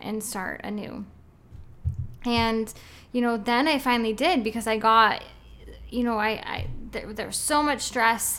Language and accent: English; Oregon, United States; I'm from Oregon